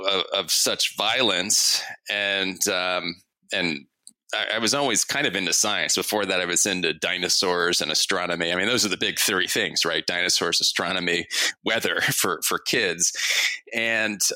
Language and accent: English; Harrisburg, Pennsylvania, United States; also born or lived in Oklahoma; I actually didn't grow up in Western PA. I grew up in the Harrisburg area mostly